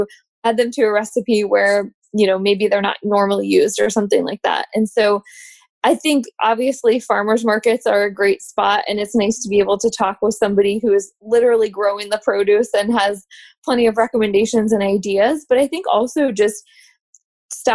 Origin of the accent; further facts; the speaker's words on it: Midwest, United States; now in Richmond, United States; I grew up in the Midwest